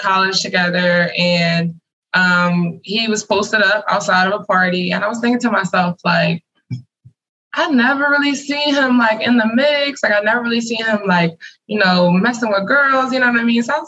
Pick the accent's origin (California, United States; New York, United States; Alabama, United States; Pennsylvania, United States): Pennsylvania, United States; Philadelphia; now in Montgomery County, Pennsylvania, United States; I am originally from Philadelphia. Right, currently we live in Montgomery County, Pennsylvania